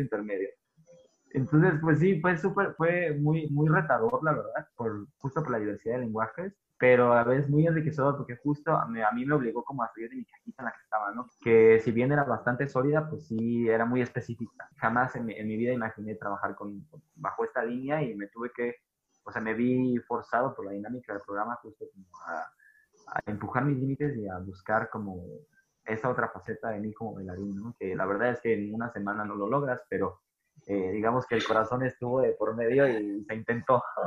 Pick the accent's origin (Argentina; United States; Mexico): Mexico; Tijuana, Baja California; yo soy de Tijuana, soy norteño